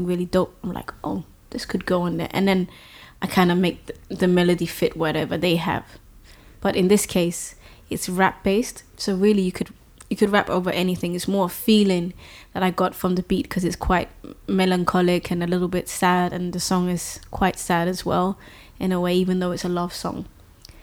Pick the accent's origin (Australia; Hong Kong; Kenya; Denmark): Denmark; also born or lived in London; I was born in London actually, but I grew up in Denmark